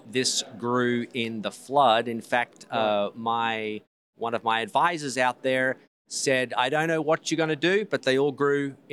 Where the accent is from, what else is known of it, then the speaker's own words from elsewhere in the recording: Australia; because I'm originally from Australia.